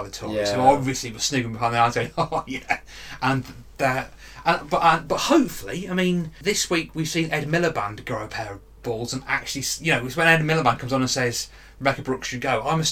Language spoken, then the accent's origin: English; the Fens, East of England, United Kingdom; I'm from the Fens